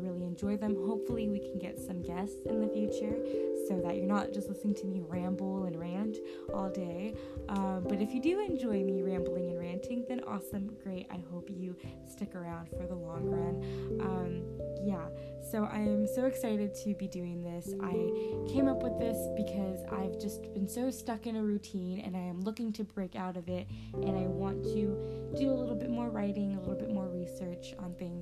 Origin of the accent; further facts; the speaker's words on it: Southern California, United States; moved away as an adult; also born or lived in Washington State; now in Washington, United States; I was born and raised in Southern California